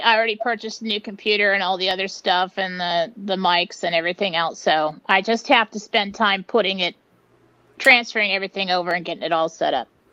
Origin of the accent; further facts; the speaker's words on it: San Diego, California, United States; moved away; I grew up in San Diego